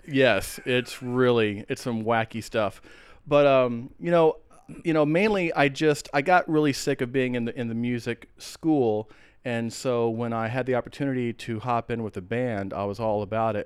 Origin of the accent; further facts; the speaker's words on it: Atlanta, Georgia, United States; also born or lived in San Antonio, Texas / Austin, Texas / Corpus Christi, Texas / Athens, Georgia; now in Portland, United States; i moved to atlanta and georgia is pretty much where i where i grew up uh, atlanta